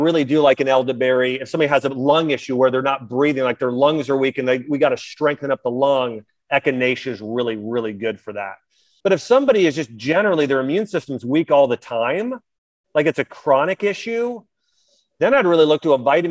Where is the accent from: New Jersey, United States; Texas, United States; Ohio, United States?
Ohio, United States; moved away; I'm from Ohio originally